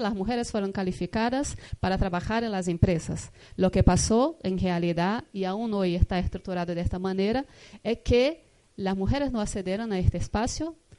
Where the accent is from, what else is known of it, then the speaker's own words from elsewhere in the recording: Brazil; vengo de Brasil, vengo de un estado, de un país